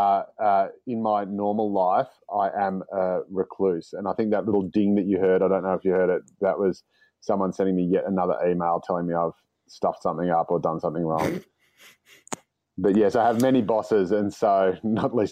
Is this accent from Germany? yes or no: no; Dandenong, Victoria, Australia; born or raised there